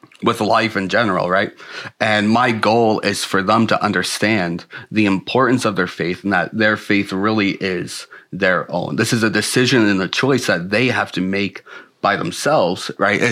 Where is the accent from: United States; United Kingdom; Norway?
United States; Selden, New York; moved away; I'm from Long Island, New York, little small town called Selden